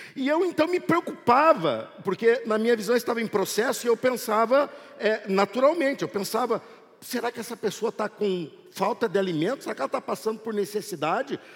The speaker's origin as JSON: {"language": "Portuguese", "country": "Brazil", "said": "nós, como brasileiros"}